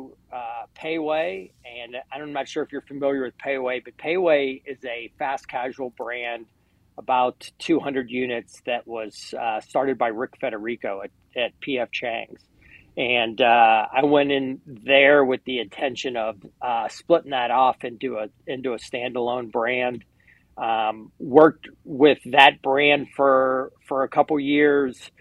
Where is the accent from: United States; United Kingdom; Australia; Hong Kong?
United States; New Orleans, Louisiana; I grew up in New Orleans.